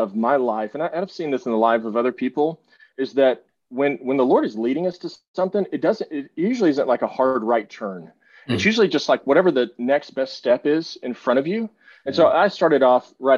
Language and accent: English; Texas, United States; moved away as an adult; also born or lived in Northwest Arkansas; I left to come back to Texas. I have to say God's country because I am a Texan